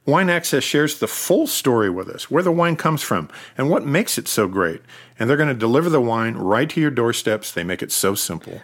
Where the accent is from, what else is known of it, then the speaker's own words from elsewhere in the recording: Oregon, United States; growing up in Oregon